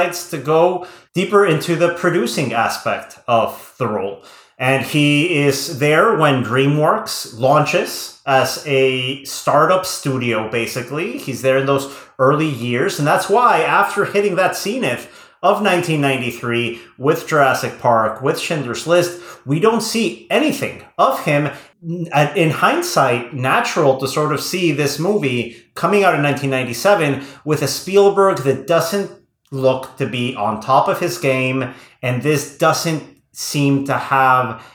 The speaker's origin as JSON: {"language": "English", "region": "Querétaro", "country": "Mexico", "tie": "born or raised there", "moved": "yes", "said": "I was, at this point, living in Mexico. I remember seeing this on opening weekend at Cinepolis' first location in my hometown of Querétaro"}